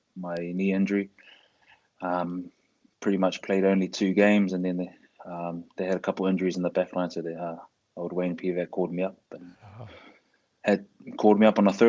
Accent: Auckland, New Zealand; moved away as an adult; also born or lived in Wales; born and bred in Auckland

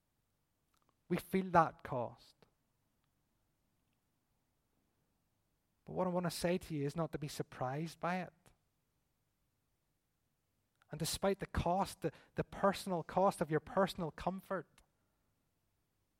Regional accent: Belfast, Northern Ireland, United Kingdom; We're from East Belfast

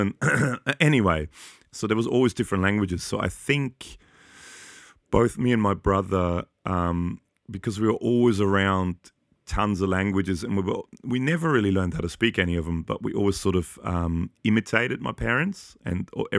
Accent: Austria; I grew up in Austria to a Hungarian dad and a German Polish mum. And so I was kind of a foreigner in Austria and I'm a foreigner here.

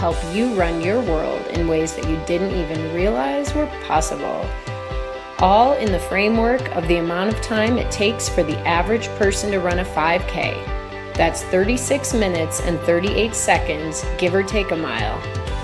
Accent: Chicago suburbs, Illinois, United States; I grew up in the Chicago suburbs

